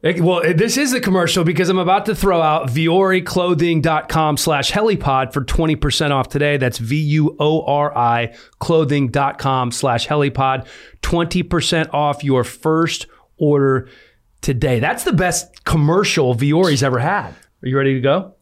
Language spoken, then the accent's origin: English; United States; moved away; I grew up in Washington